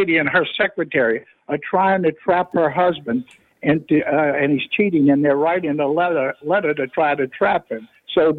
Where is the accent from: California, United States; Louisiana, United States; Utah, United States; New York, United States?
Louisiana, United States; New Orleans; I'm from New Orleans